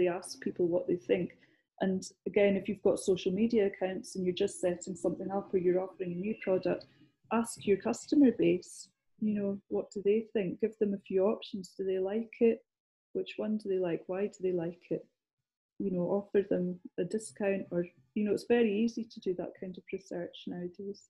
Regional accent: Scotland, United Kingdom; accent: Scottish; moved away; I'm Scottish. And a lot of the time people will say, well, do you work down here? Because I haven't lost my accent

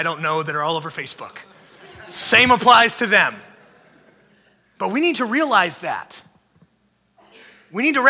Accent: United States; We are a Christ follower before we are even an American

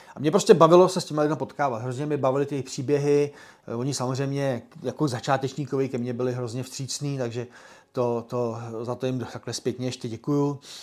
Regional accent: Czechia; jsme Češi

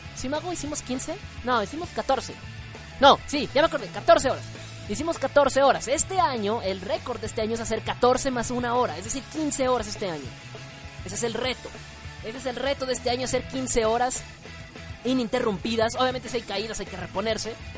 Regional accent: Mexico; soy mexicano

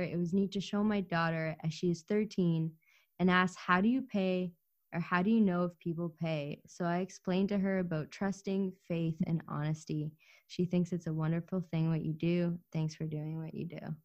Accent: Ukraine; moved away; I was born in Ukraine

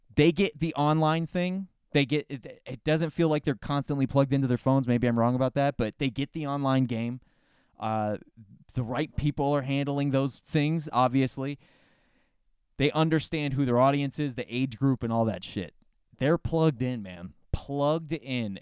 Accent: Florida, United States; I'm from Florida, the South of the South

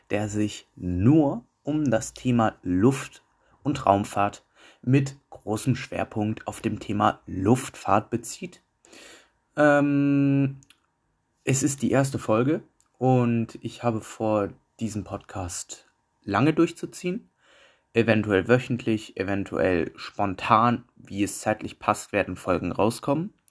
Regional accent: Düsseldorf, North Rhine-Westphalia, Germany; Ich komme aus Düsseldorf

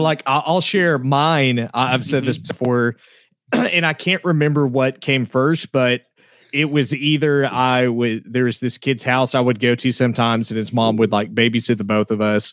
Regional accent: Oklahoma, United States; accent: southern

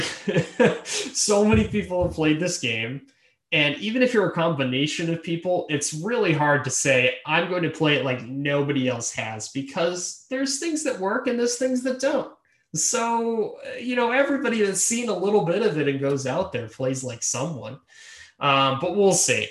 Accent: Boston, Massachusetts, United States; I'm from Boston

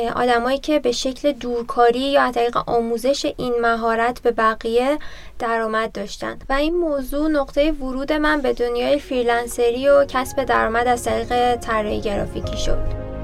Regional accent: Tabriz, East Azerbaijan, Iran; now in Tehran, Iran; توی تبریز به دنیا اومدم اما ساکن تهرانم

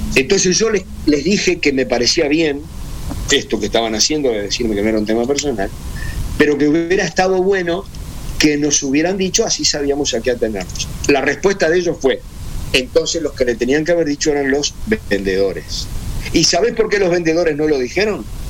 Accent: Uruguay

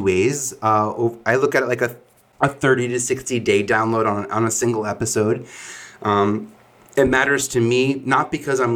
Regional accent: New York City, New York, United States; from Staten Island

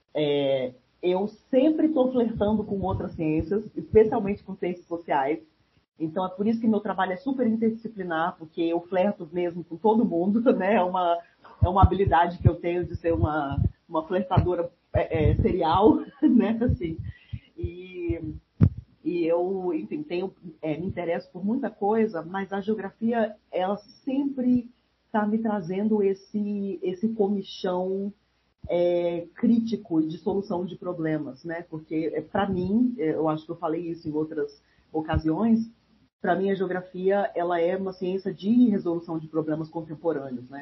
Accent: Brasília, Federal District, Brazil; eu nasci em Brasília cresci fui criada lá

